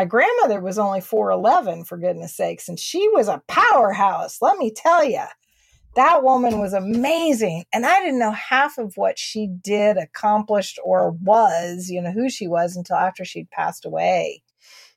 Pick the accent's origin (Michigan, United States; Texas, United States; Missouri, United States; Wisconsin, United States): Texas, United States; I'm a Texan